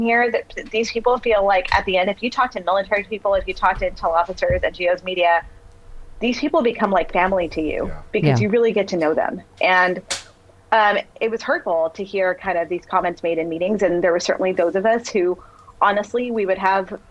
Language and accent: English; Texas, United States; I grew up in Texas